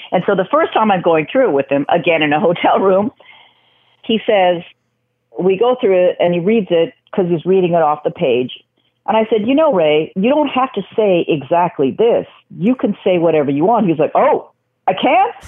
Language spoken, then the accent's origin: English; Vancouver, British Columbia, Canada; moved away; also born or lived in New York; I grew up in Vancouver